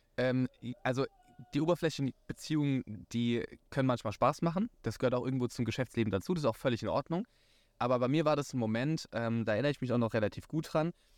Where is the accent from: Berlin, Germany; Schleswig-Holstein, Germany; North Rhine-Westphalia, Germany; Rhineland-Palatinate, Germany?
Rhineland-Palatinate, Germany; ich bin gebürtiger Pfälzer, sehr leidenschaftlich.